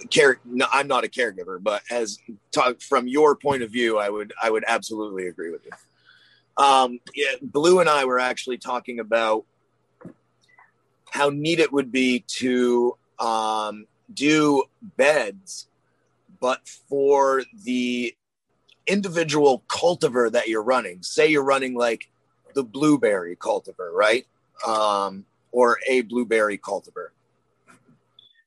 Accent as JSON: {"language": "English", "region": "Maine", "country": "United States", "said": "I'm from Maine"}